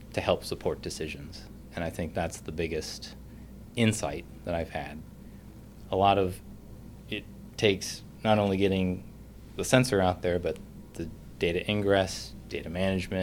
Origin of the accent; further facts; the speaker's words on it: Anchorage, Alaska, United States; moved away as an adult; also born or lived in Fairbanks, Alaska / Tucson, Arizona; now in North Carolina, United States; I was born and raised in Anchorage, Alaska